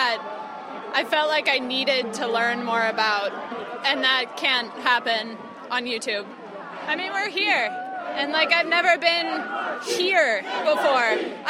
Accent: Missouri, United States; now in New York, United States; I'm from Missouri

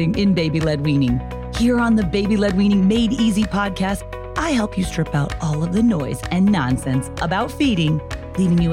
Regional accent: United States; I'm American

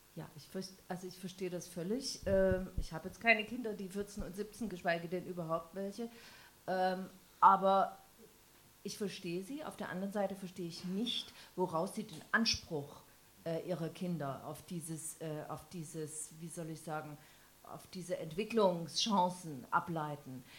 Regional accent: Dresden, Saxony, Germany; Also ich bin in Dresden geboren, aufgewachsen, war 24, als die Mauer fiel und ähm, lebe auch dort

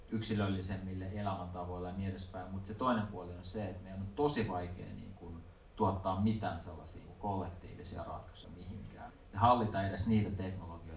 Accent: Joutseno, South Karelia, Finland; joutseno 80-luvulla, se oli aika, aika kova niin kuin, rauhan mielisairaala, jonka alueelta mä oon kotoisin

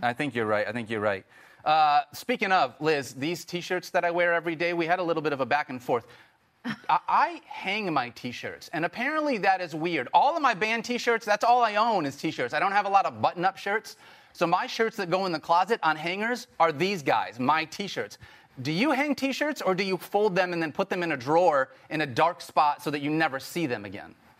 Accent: Michigan, United States; I grew up from Michigan

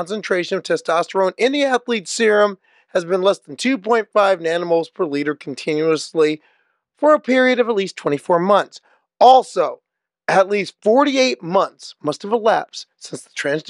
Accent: Omaha, Nebraska, United States; moved away; my hometown, Omaha, Nebraska

